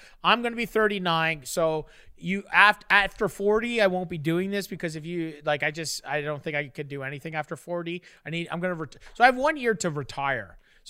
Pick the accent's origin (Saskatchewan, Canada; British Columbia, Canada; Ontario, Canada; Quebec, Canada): Ontario, Canada; Fort Erie; I grew up on a lake, bro. I grew up in Fort Erie, Lake Erie. It's a great lake.